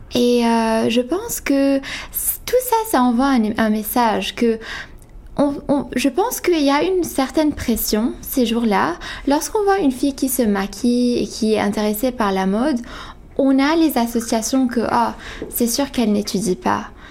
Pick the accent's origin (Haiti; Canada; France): Canada; Quebec; je suis canadienne je suis québécoise d'origine ivanaise